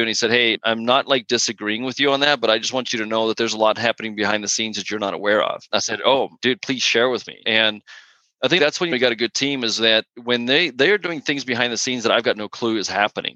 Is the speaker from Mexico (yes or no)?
no; South Africa; now in Texas, United States; I'm, I'm originally from South Africa